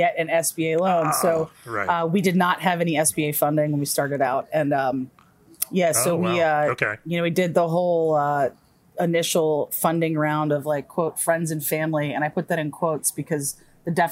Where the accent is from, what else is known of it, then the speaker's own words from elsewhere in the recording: Silver Spring, Maryland, United States; I was born and raised in Silver Spring